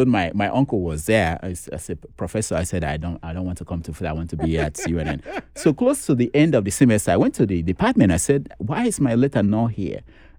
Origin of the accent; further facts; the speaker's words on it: Nigeria; I didn't know how to speak Pidgin English, you know, being that I grew up in the East.